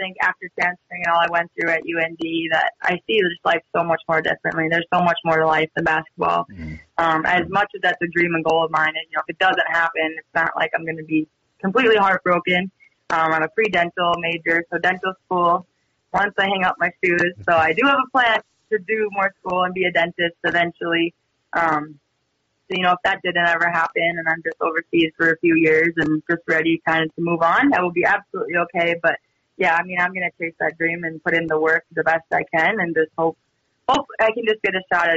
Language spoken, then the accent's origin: English; Edmore, North Dakota, United States; also born or lived in Devils Lake, North Dakota; my hometown, Edmore, is about 20, 30-ish minutes, depending how fast you're driving, northeast of Devil's Lake